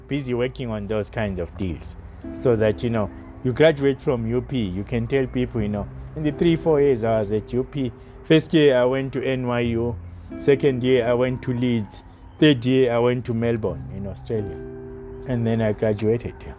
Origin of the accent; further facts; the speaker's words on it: South Africa; myself of only as a South African